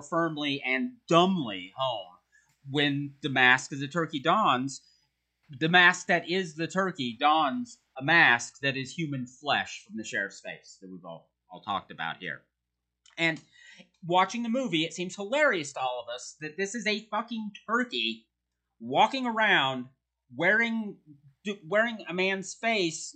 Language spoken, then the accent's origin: English; United States; As an American